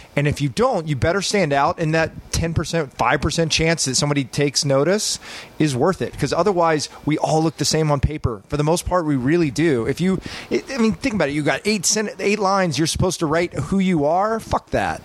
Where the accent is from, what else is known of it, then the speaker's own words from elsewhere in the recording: Texas, United States; We grew up in Texas.